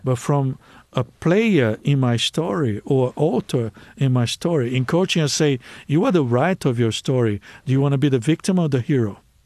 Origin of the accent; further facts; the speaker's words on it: Brazil; English is a second language; moved away; I come from Brazil